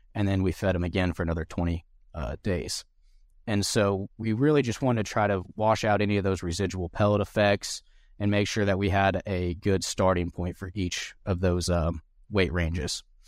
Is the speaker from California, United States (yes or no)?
no; Southern Indiana, United States; moved away as an adult; also born or lived in Manhattan, Kansas; now in Kansas, United States; I'm originally from Southern Indiana. Um, grew up showing hogs and cattle